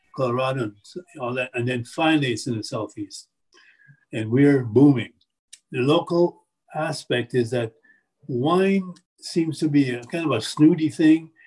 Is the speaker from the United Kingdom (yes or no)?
no; Jamaica; now in Appalachia, United States; I come from Jamaica, and, I, and my parents are from China